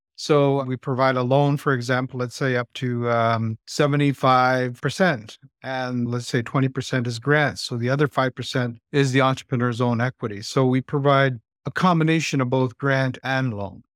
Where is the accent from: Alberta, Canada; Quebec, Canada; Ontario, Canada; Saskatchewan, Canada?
Ontario, Canada; Moose Factory; I was born and raised in this place called Moose Factory. It's a Cree Reserve part of the island, and it's just north of Timmins, Ontario